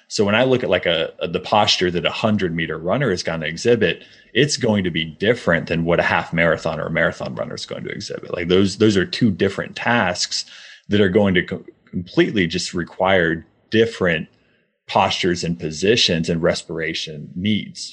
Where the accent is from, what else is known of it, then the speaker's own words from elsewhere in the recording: Midwest, United States; I grew up in the Midwest